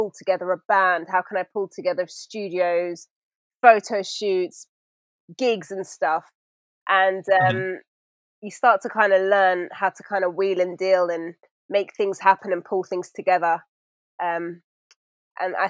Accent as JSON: {"language": "English", "region": "London", "country": "United Kingdom", "tie": "born or raised there", "said": "London, born and raised. My dad is from Sudan. My mum is from Yemen"}